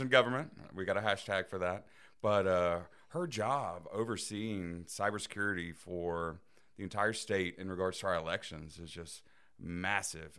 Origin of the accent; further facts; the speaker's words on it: Dothan, Alabama, United States; I grew up in Dothan, Alabama